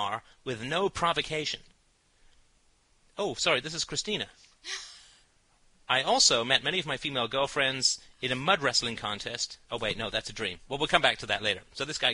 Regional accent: United Kingdom; I'm British

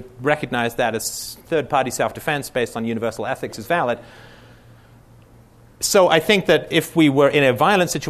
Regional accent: United Kingdom; I'm British

